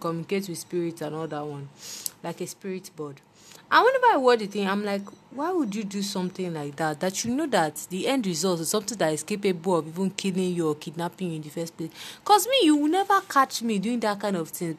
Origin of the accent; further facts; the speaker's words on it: Nigeria; as Nigerian children